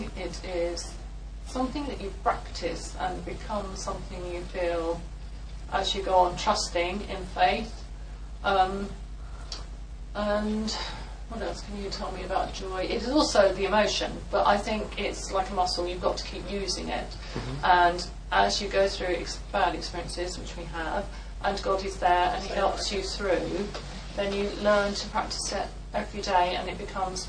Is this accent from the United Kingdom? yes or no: yes; London, United Kingdom; now in East Sussex, United Kingdom; this is …. We're from East Sussex, originally in my case from London.